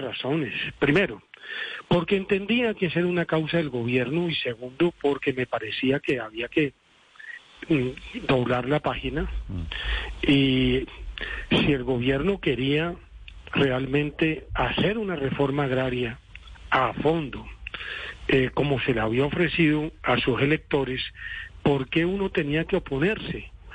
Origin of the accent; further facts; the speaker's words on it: Colombia; also born or lived in Cesar; yo soy un colombiano que me ha tocado vivir directamente todas las contingencias